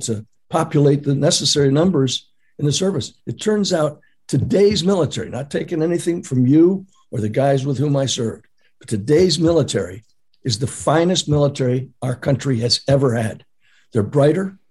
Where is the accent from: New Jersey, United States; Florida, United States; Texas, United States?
Texas, United States; San Antonio; I was born down in San Antonio